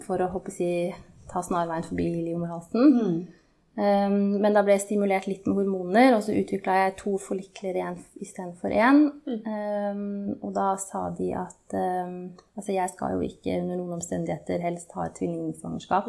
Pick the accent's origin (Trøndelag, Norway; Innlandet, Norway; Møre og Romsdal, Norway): Innlandet, Norway; Hamar; moved away as an adult; also born or lived in Oslo / Trondheim; var jeg hjemme på Hamar